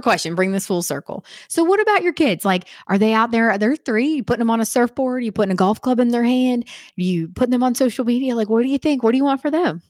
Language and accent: English; Western Pennsylvania, United States; now in Wilmington, United States; I'm from Western P A. It's like a culture